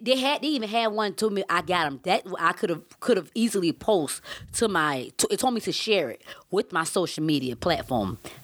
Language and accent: English; Savannah, Georgia, United States; I'm from Savannah, Georgia